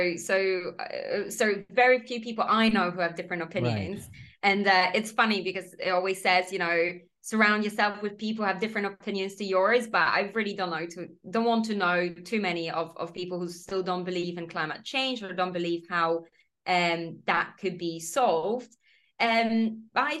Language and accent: English; Poland; English is a second language; moved away as an adult; also born or lived in Copenhagen, Denmark; now in United Kingdom; I'm in the UK, but I'm originally from Poland